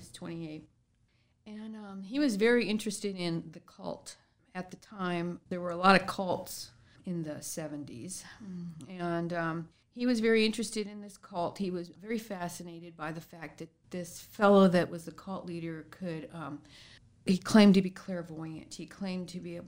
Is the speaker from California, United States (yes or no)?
yes; San Diego, California, United States; I grew up in San Diego, California